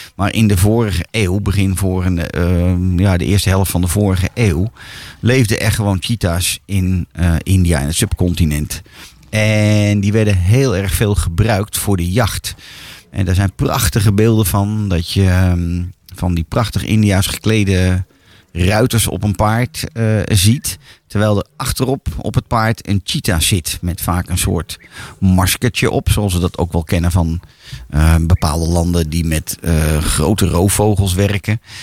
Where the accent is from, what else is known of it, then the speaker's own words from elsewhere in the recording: Netherlands; voor ons als Nederlander